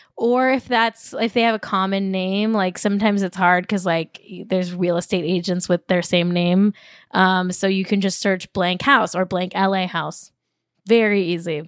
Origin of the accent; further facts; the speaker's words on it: Manhattan Beach, California, United States; I grew up in Manhattan Beach, very wealthy town, like upper middle class my whole life.